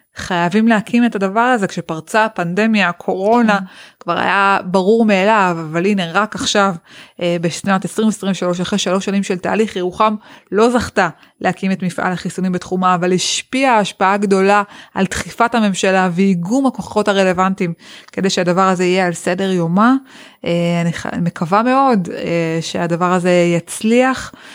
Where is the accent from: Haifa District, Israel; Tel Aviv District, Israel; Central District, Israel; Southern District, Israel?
Southern District, Israel; Yeruham; ששנות התיכון שלי כאן בירוחם